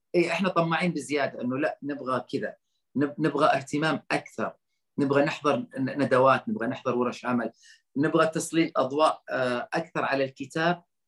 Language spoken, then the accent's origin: Arabic; Saudi Arabia; انا كسعودي